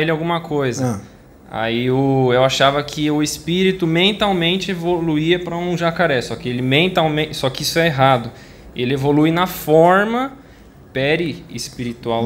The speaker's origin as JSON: {"language": "Portuguese", "region": "São Paulo", "country": "Brazil", "said": "Eu sou da cidade de São Paulo"}